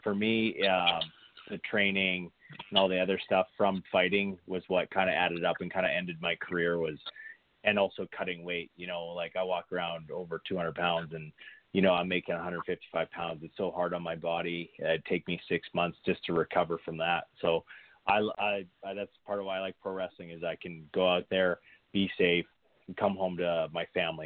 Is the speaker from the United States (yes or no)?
no; Saskatoon, Saskatchewan, Canada; moved away as an adult; now in Edmonton, Canada; I live in Edmonton right now. Um, I moved here probably about ten years ago, but born and raised in Saskatoon, Saskatchewan